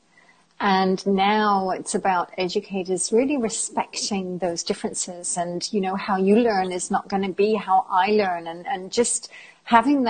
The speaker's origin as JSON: {"language": "English", "region": "England", "country": "United Kingdom", "also_born_or_lived": "Germany / Italy / France", "moved": "as an adult", "lives_now": "Spain", "said": "I am British, although I consider myself to be quite European as I've lived outside of England for many, many years"}